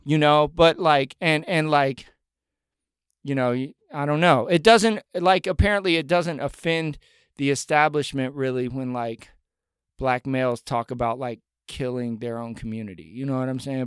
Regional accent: northern Buncombe County, Appalachia, North Carolina, United States; I grew up in Buncombe County, and I grew up in northern Buncombe County

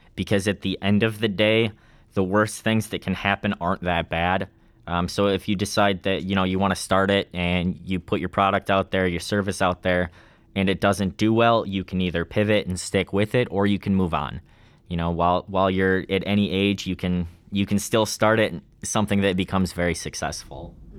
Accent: Ladysmith, Wisconsin, United States; I'm from Lady Smith, Wisconsin. It's about an hour fifteen or so north of Eau Claire

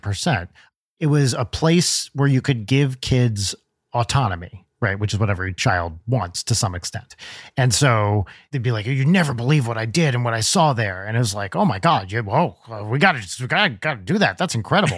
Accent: New Jersey, United States; I grew up in North Jersey.

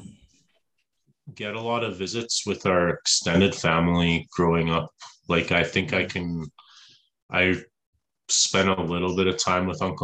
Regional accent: Edmonton, Alberta, Canada; also born or lived in Leduc, Alberta / Ontario; we lived for about 6 years in Ontario as a kid. I think I was 10 when we moved out to Edmonton.

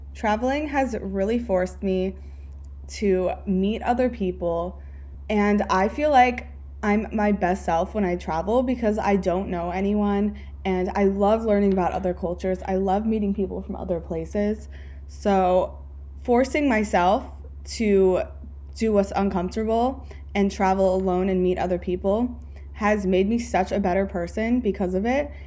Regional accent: California, United States; moved away as an adult; also born or lived in Pennsylvania / Fort Lauderdale, Florida; I grew up in California

